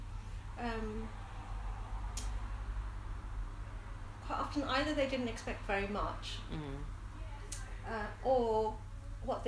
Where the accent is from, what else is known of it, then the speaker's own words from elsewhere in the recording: Smethwick, West Midlands, United Kingdom; moved away; also born or lived in Bradford; growing up in Smethwick